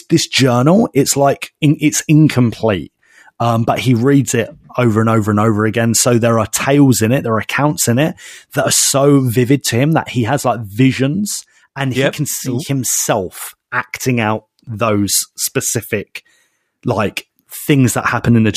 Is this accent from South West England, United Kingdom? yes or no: no; Basildon, East of England, United Kingdom; my hometown of Basildon